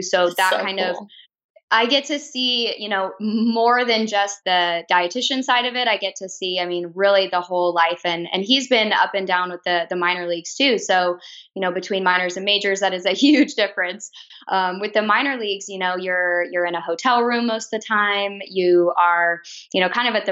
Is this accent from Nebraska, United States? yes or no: yes; Lincoln, Nebraska, United States; I was born and raised in Lincoln